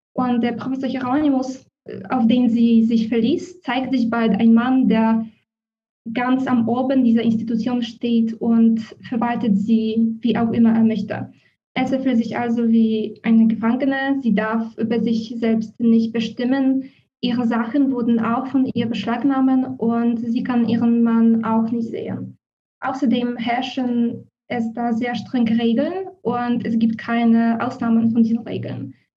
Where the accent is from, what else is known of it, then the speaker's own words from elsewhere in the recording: Poland; German is a second language; moved away as an adult; also born or lived in Warsaw; now in Berlin, Germany; Ich komme aus Polen und habe in Warschau angewandte Linguistik mit Schwerpunkt Deutsch und Schwedisch studiert.